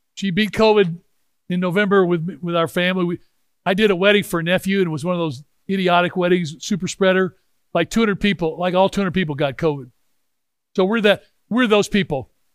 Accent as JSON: {"language": "English", "town": "Memphis", "region": "Tennessee", "country": "United States", "said": "I'm from Memphis, Tennessee. We're members of the Memphis Country Club."}